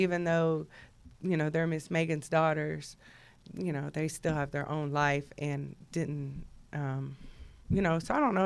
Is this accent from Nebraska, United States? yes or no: no; Jersey Village, Texas, United States; I'm from Jersey Village, Texas